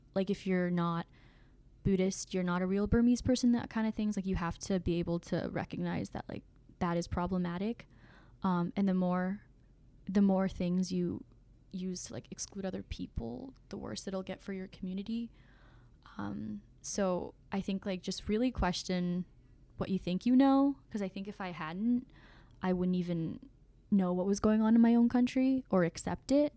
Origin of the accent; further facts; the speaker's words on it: Oklahoma, United States; moved away as an adult; also born or lived in Myanmar; I was born in Burma, also known as Myanmar, and my family and I immigrated over here when when I was seven years old in 2005 to Oklahoma